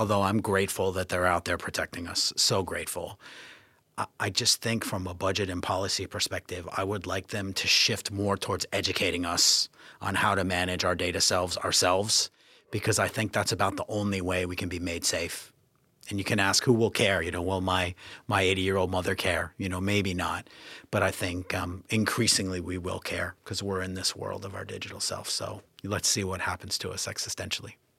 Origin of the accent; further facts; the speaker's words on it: United States; moved away as an adult; also born or lived in Canada / New Zealand / New York / Hong Kong; now in United Kingdom; being American